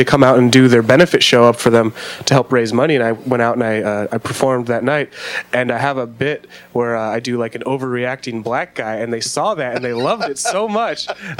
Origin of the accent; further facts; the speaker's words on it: Bonney Lake, Washington, United States; also born or lived in Portland / Spanaway; now in Sumner, United States; they moved up to Bonnie Lake, and so I grew up in Bonnie Lake.